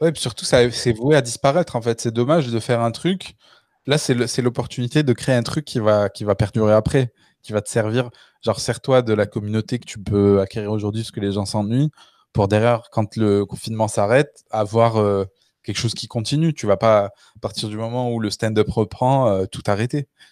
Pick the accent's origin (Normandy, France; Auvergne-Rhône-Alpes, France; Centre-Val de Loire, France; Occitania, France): Auvergne-Rhône-Alpes, France; Le Puy-en-Velay; la ville où j'ai grandi, au Puy-en-Velay, c'est 20 000 habitants